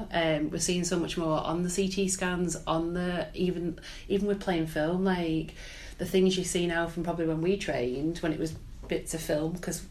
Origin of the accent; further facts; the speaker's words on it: Wigan, North West England, United Kingdom; moved away as an adult; now in North East England, United Kingdom; I'm originally from Wigan.